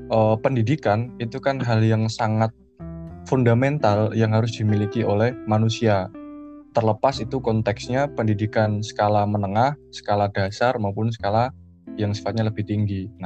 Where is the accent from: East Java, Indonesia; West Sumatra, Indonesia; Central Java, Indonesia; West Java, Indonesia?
Central Java, Indonesia; Jepara; now in Surabaya, Indonesia; Aku asli Jepara, Jawa Tengah. Sekarang kuliah di program studi Ilmu Sejarah Fakultas Ilmu Budaya Universitas Erlangga Surabaya.